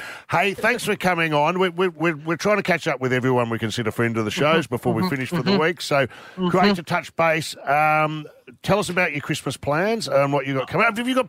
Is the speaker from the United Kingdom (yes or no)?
no; Frankston, Victoria, Australia; moved away; Frankston, you know, it's my old alma mater, my hood.